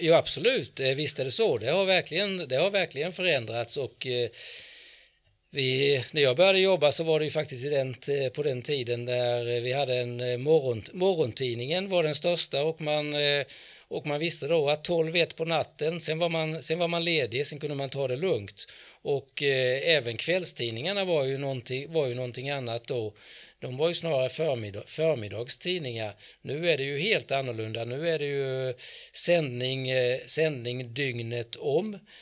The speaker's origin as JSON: {"language": "Swedish", "town": "Växjö", "region": "Kronoberg County", "country": "Sweden", "said": "jag kommer ifrån Växjö, jag har inte ändrat på min dialekt någonting egentligen"}